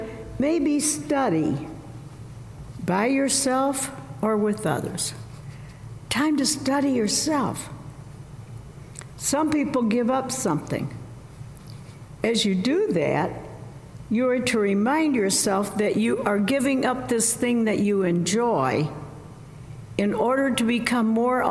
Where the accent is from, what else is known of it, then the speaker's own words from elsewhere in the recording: Southern Illinois, United States; When I was growing up in Southern Illinois